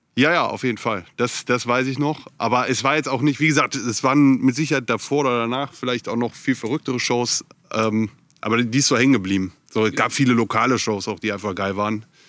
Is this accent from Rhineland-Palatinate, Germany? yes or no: no; Viersen, North Rhine-Westphalia, Germany; also born or lived in Hamburg; now in Ruhr area, Germany; ich komme ursprünglich aus Viersen.